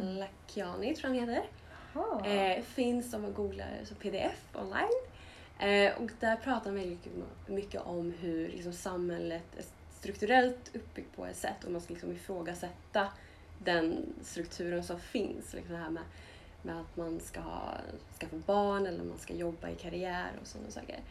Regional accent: Linköping, Östergötland, Sweden; vi är båda uppvuxna i Linköping och pluggade på samma skola

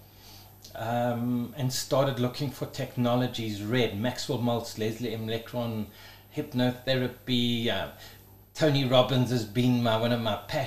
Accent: Johannesburg, Gauteng, South Africa; we grew up in Blegauri, when it was still Bosveld, like where Four Ways used to be, just Bushveld. Grew up in Parkhurst as a start, and then we moved out into the wilderness

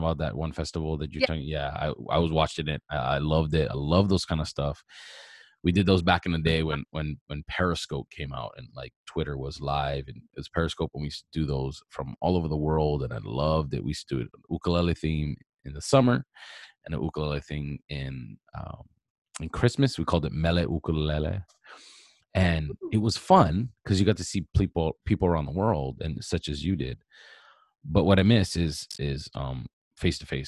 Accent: Hawaii, United States; moved away; growing up in Hawaii and having that aloha spirit

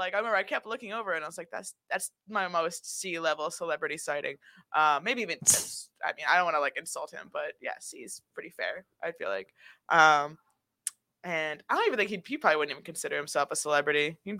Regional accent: Salem, New Hampshire, United States; I grew up in Salem, New Hampshire

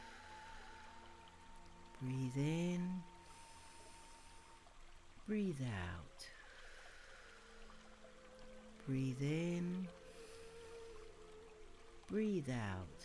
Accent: England, United Kingdom; Being typically English

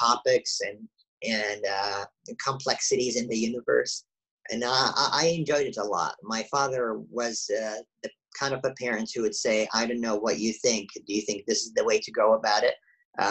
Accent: Saudi Arabia; moved away; as I grew up in Saudi Arabia, I went through the public education system there

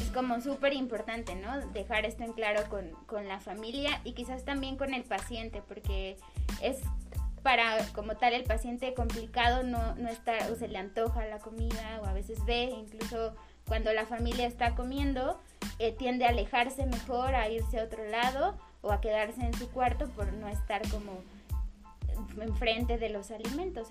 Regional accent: Mexico; como mexicanos

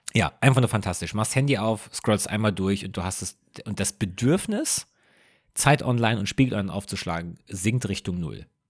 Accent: Rhenish Hesse, Rhineland-Palatinate, Germany; bei uns zu Hause in Rheinhesse

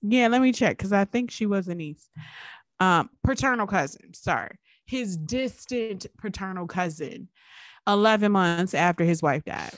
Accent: Richmond, Virginia, United States; we grew up in Richmond

